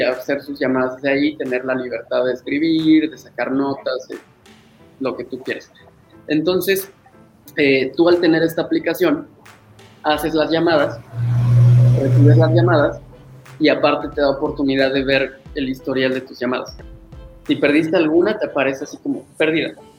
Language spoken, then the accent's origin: Spanish; Puebla, Mexico; also born or lived in Guadalajara; regresé a Puebla, yo soy de Puebla, eh, regresé a Puebla aquí